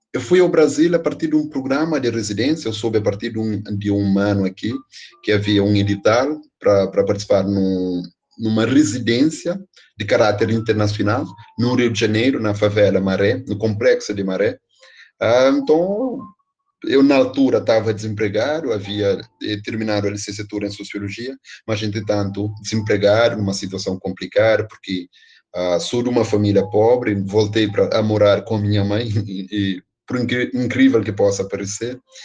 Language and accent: Portuguese; Praia, Santiago, Cape Verde; particularmente da comunidade onde eu nasci, ah, que é Pensamento, que fica na cidade da Praia, um bairro periférico da capital do país, capital de Cabo Verde